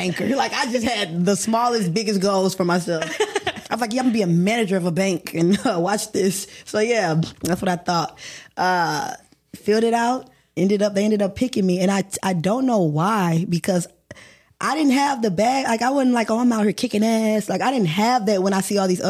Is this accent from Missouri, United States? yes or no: yes; St. Louis, Missouri, United States; I am from St. Louis, Missouri. Typical kid. Lived with my mom